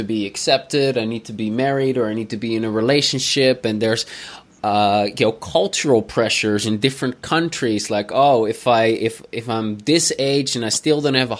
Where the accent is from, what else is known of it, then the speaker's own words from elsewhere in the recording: Netherlands; moved away; coming from the Netherlands